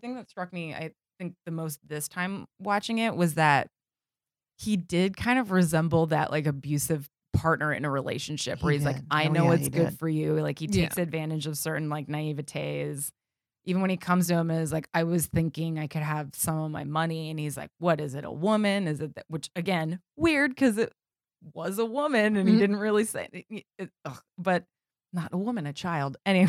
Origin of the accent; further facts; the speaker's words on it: New Jersey, United States; I grew up in on the Jersey Shore, just like really suburban town, and it was extremely boring.